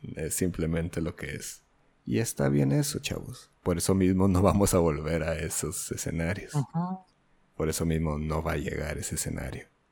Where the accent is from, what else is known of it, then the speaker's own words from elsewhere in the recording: Mexico; Yo soy un mestizo, yo soy mexicano, no soy otra cosa.